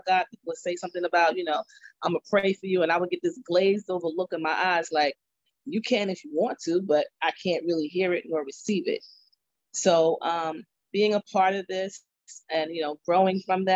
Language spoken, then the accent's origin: English; Mount Vernon, New York, United States; I'm from Mount Vernon, New York